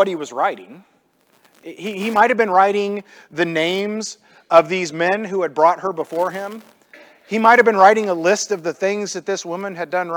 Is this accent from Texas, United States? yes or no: no; Illinois, United States; I grew up in the Midwest. I grew up in Illinois.